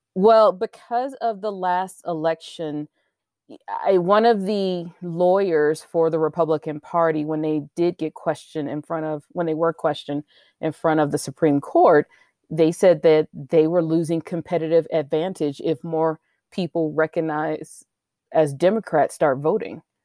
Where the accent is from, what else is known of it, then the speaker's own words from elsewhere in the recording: United States; I live here, you know I'm American